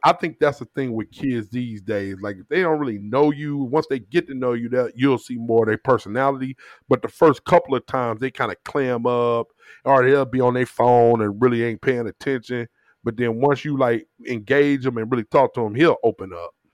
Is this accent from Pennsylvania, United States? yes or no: no; St. Louis, Missouri, United States; My people from the South and I grew up in Saint Louis